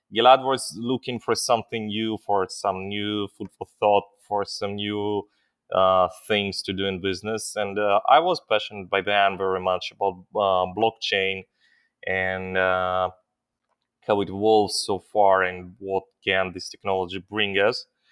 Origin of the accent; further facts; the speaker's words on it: Israel; also born or lived in Ukraine; I'm an Israeli, but I was not born, uh, in Israel. I was born in Ukraine, is still in the times of the Soviet Union, and my parents brought me when I was a little kid, uh, to Israel